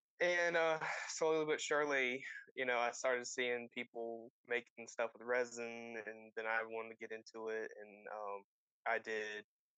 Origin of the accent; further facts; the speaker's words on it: Eastern North Carolina, United States; I am from Eastern North Carolina